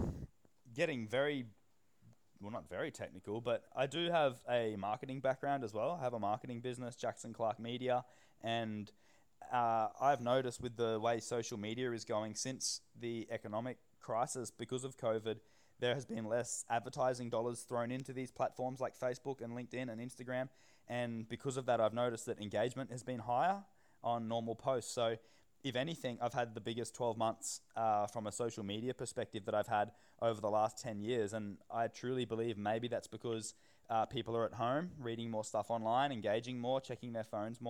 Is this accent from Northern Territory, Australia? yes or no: yes; Northern Territory, Australia; growing up in the Northern Territory